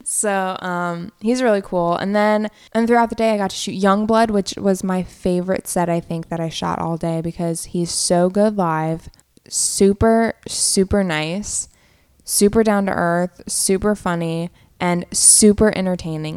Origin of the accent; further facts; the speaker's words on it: Virginia, United States; moved away as an adult; also born or lived in Orlando; now in Philadelphia, United States; I was in Virginia, in my hometown, for the month of July.